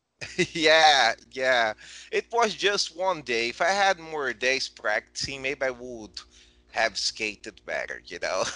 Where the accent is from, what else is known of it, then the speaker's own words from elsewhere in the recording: Brazil; since I came back to Brazil